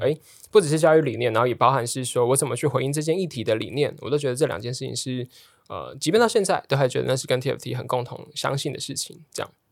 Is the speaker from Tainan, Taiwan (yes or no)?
yes; Tainan, Taiwan; moved away; 我是台南人，所以就觉得，哦，我就念考台南一中，然后念成大的电机，然后去南科当工程师